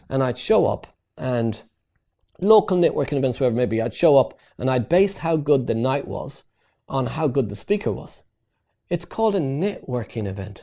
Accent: Ireland; moved away as an adult; also born or lived in East London; I came over from Ireland to work for a construction company

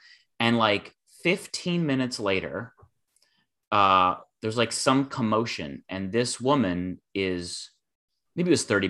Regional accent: Ann Arbor, Michigan, United States; I was at a bar in my hometown of Ann Arbor, Michigan

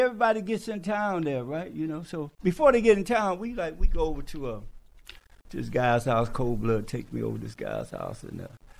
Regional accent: Detroit, Michigan, United States; now in Atlanta, United States; I came to Atlanta from Detroit. I'm from Detroit, right?

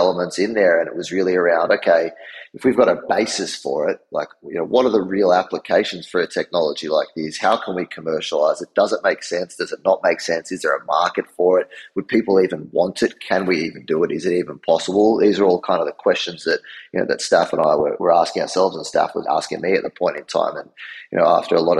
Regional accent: Australia; moved away as an adult; now in New York, United States; I'm from Australia originally

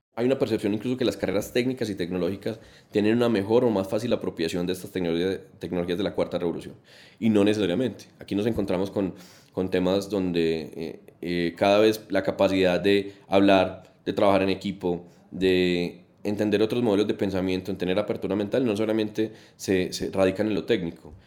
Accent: Colombia; como colombianos

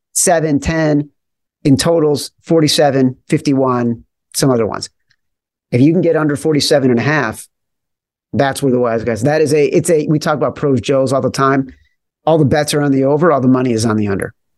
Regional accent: Chicago, Illinois, United States; I grew up in Chicago

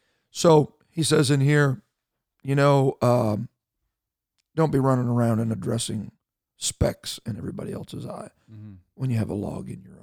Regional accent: Canada; And I know that we don't have a license to even talk about this, being Canadian

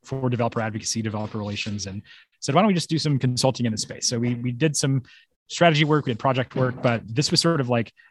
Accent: Memphis, Tennessee, United States; moved away as an adult; now in San Francisco, United States; This is actually my hometown.

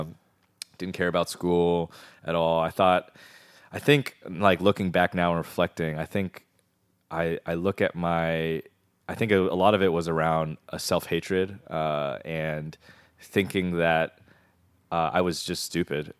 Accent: Maryland, United States; from the D C area, um, uh, everyone in Maryland says we're from D C

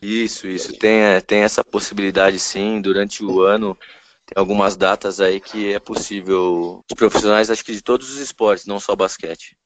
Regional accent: São Paulo, Brazil; born or raised there; also born or lived in Rio de Janeiro

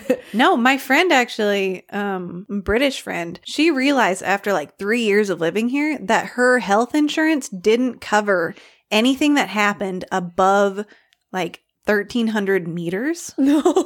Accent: Arkansas, United States; I'm from Arkansas

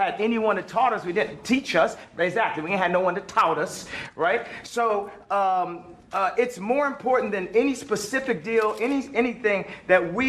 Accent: Chicago, Illinois, United States; my hometown of Chicago

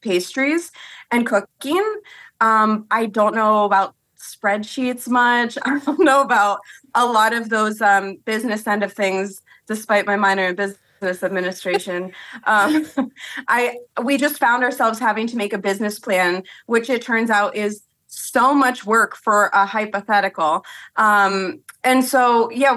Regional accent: Washington Crossing, Pennsylvania, United States; moved back to Bucks County where I'm from. I'm from Washington Crossing

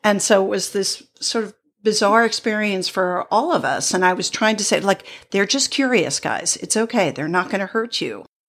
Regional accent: New England, United States; I grew up in New England

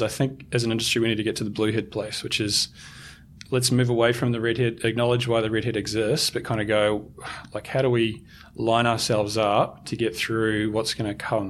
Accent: New Zealand; because I'm a Kiwi, I'm going to give you an All Black analogy.

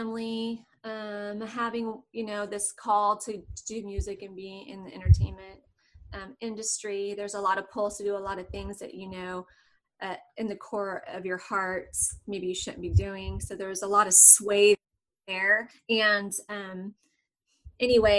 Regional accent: Southern California, United States; moved away as an adult; now in Austin, United States; I'm in Austin, Texas, but I'm originally from Southern California.

